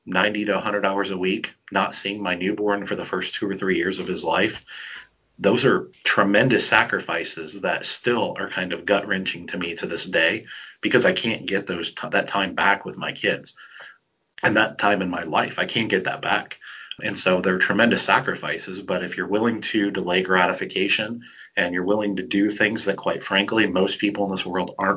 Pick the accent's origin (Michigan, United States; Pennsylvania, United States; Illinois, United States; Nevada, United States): Michigan, United States; Flint; I grew up in Flint, Michigan, which is a pretty rough area in the United States.